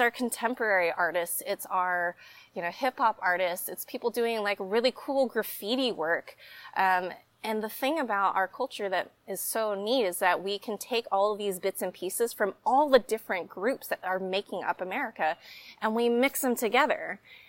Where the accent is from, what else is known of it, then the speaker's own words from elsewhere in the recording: Dallas, Texas, United States; now in Austin, United States; growing up in the Dallas area